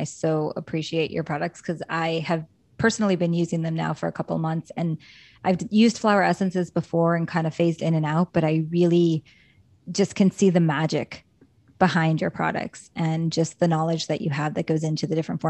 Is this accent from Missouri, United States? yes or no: yes; Missouri, United States; I grew up in Missouri.